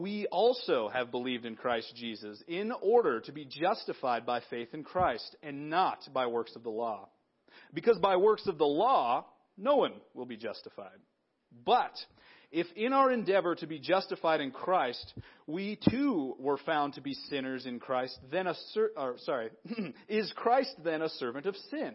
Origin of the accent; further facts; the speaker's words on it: Big Sandy, Montana, United States; moved away as an adult; also born or lived in Chicago; I was back in Big Sandy. I was raised here, right? And I lived here. I've lived here most of my life.